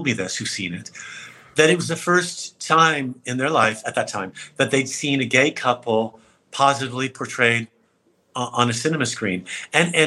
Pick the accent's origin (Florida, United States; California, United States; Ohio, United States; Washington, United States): California, United States; San Francisco; my hometown right around the corner from my house